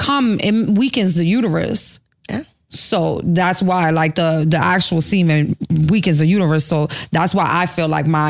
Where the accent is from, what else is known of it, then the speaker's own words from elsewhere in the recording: New York City, New York, United States; I grew up in New York City.